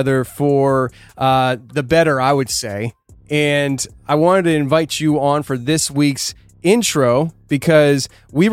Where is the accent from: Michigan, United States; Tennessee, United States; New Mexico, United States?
Tennessee, United States; In my home state of Tennessee, Paris, Tennessee